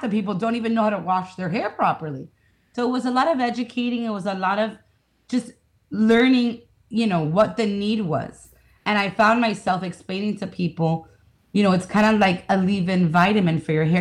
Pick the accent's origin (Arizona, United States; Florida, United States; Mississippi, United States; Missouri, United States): Florida, United States; Miami; I'm from Miami